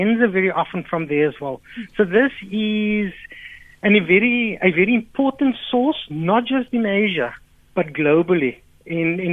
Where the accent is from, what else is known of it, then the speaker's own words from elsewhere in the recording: South Africa; as a South African people